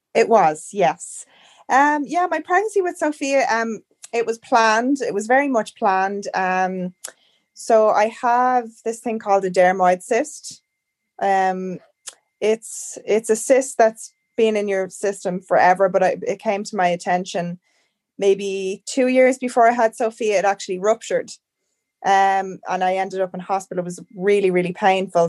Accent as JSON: {"language": "English", "country": "Ireland", "moved": "as an adult", "lives_now": "Canada", "said": "I'm from Ireland, but I'm currently living in Canada."}